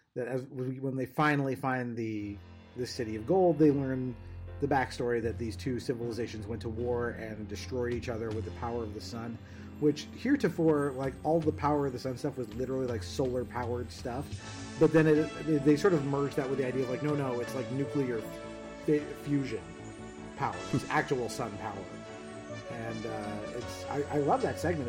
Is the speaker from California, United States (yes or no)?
yes; Southern California, United States; I grew up in Southern California. That's where I'm from